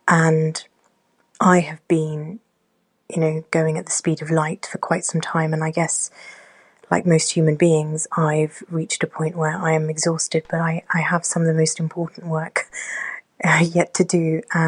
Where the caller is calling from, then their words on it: Oxford, South East England, United Kingdom; I am a listener from Oxford in the United Kingdom.